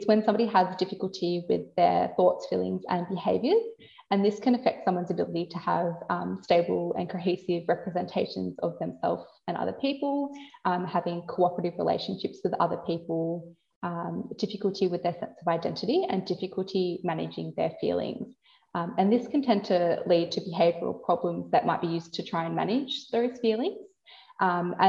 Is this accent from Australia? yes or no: yes; Warrnambool, Victoria, Australia; I've moved down to Warrnambool, which is my hometown.